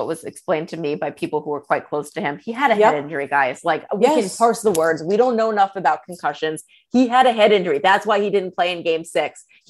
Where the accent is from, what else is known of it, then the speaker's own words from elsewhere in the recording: New Jersey, United States; We are two girls from New York and New Jersey